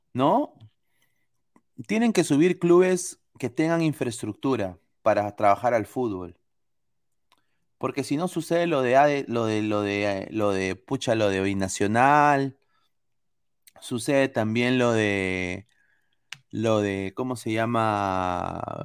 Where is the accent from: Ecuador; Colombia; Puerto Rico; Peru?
Peru; moved away